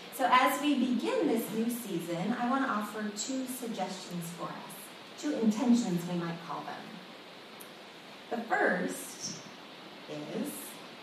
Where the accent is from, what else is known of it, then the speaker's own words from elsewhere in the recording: Sunnyvale, California, United States; I was growing up in Sunnyvale at the time